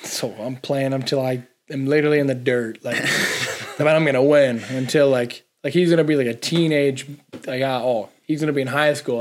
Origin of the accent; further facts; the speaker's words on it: Toronto, Ontario, Canada; this is Toronto. It's my hometown, like the city